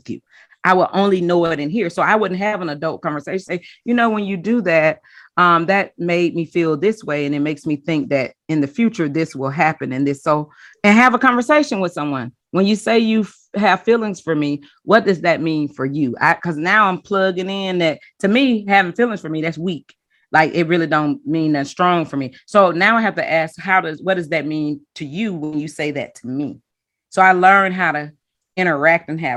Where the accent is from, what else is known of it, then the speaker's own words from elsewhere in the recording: the South, United States; I was growing up in the South and being domesticated into, you know, Southern shade